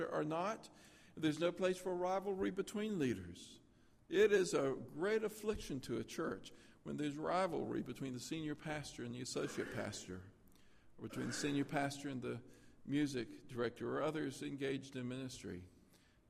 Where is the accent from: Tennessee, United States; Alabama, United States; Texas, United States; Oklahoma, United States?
Tennessee, United States; I grew up in Tennessee